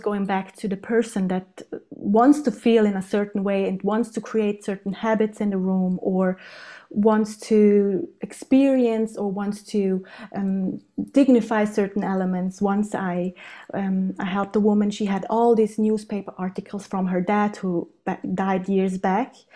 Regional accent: South Tyrol, Trentino-Alto Adige, Italy; now in Innsbruck, Austria; I'm born and raised in South Tyrol, which is in the Italian Alps

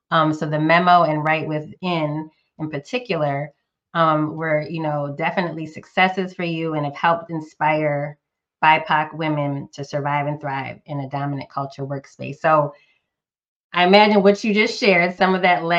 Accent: Northeast, United States; now in Southeast US; a current Southerner, Southeast US, but was born and raised in the Northeast

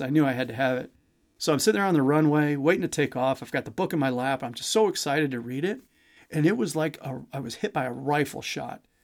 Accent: Missouri, United States; I grew up in Missouri, which is why you might detect a slight accent from time to time.

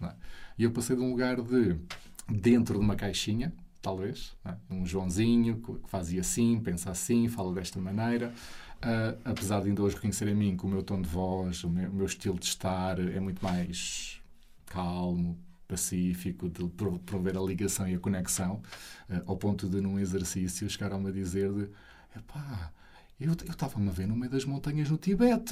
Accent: Alpiarça, Santarém District, Portugal; sair de casa dos meus pais, onde eu cresci, ali em Alpiarça, perto de Santarém

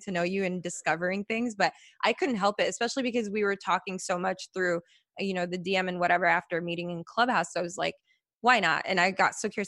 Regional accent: Chicago, Illinois, United States; I'm from Chicago, by the way, originally born

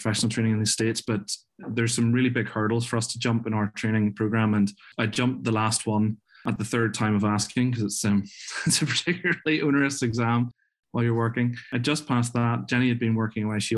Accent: Belfast, Northern Ireland, United Kingdom; also born or lived in Glasgow, Scotland; I'm from Northern Ireland. I was originally from Belfast.

